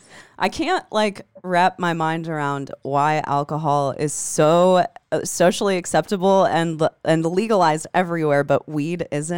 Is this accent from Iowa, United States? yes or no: yes; Iowa, United States; now in California, United States; I'm from Iowa, so moving to California with Naveen